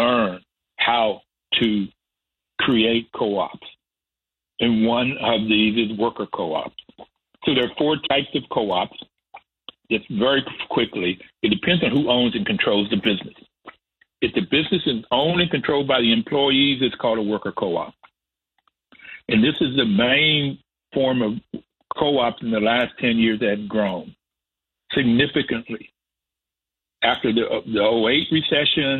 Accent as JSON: {"language": "English", "region": "West Virginia", "country": "United States", "tie": "born or raised there", "said": "Growing up in West Virginia, we were in a neighborhood with Black and white working poor"}